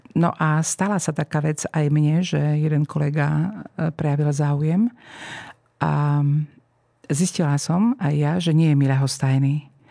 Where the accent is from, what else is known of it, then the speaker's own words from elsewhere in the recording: eastern Slovakia, Slovakia; moved away as an adult; also born or lived in Bratislava; Som z východného Slovenska